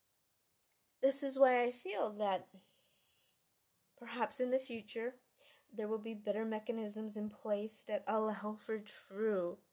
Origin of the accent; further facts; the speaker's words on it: United States; as an American